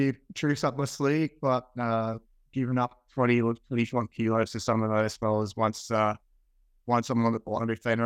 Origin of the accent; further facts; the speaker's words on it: Central Queensland, Australia; moved away as an adult; also born or lived in United States; living in Central Queensland, growing up in Central Queensland